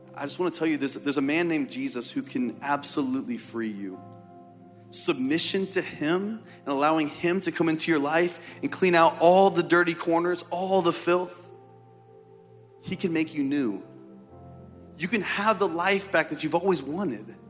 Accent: Indiana, United States; I'm from Indiana

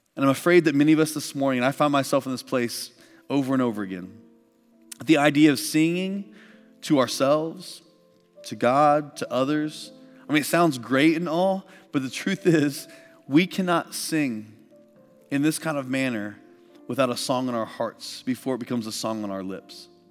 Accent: Midwest, United States; I grew up in the Midwest

